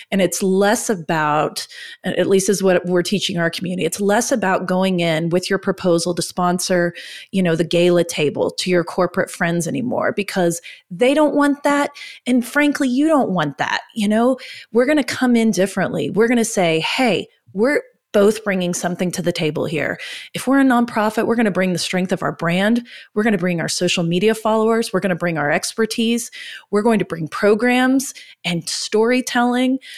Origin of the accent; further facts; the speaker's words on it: Oklahoma, United States; We're from Oklahoma.